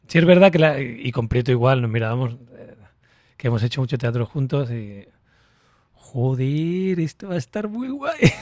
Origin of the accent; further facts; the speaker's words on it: Canary Islands, Spain; yo que soy canario